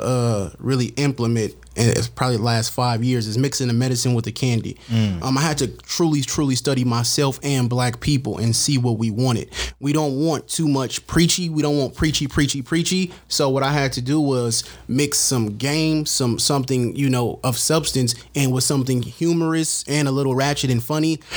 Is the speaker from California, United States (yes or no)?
yes; San Francisco, California, United States; now in Antioch, United States; I'm originally from San Francisco, California, but gentrification got my ass up out of there.